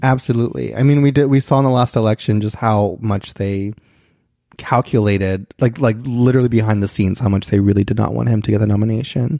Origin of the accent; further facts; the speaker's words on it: Christian County, Kentucky, United States; moved away as an adult; now in Los Angeles, United States; I'm from Kentucky